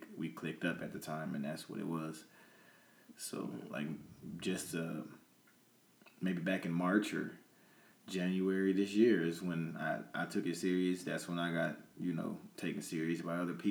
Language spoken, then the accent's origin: English; Peoria, Illinois, United States; also born or lived in Atlanta, Georgia; I say I'm from Peoria because that's what raised me